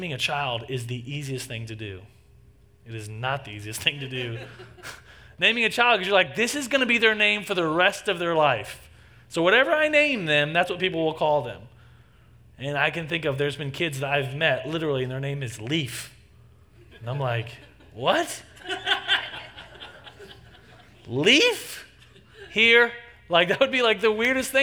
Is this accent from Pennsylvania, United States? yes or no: no; Texas, United States; moved away; I grew up in Texas and spent 18 years of my life in Texas